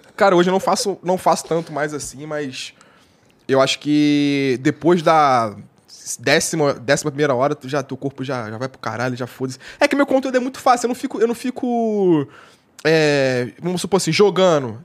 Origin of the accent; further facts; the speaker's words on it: Rio de Janeiro, Brazil; eu sou carioca